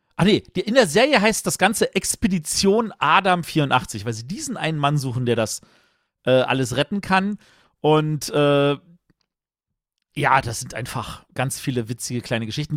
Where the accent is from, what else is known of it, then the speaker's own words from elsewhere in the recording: Berlin, Germany; Ich bin Berliner